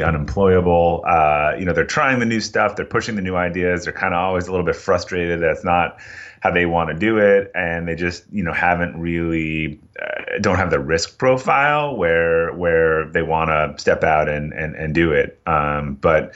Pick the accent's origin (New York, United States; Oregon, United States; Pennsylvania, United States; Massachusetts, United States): Massachusetts, United States; Boston; I'm from Boston, and I've made it about two towns from where I grew up, so not too far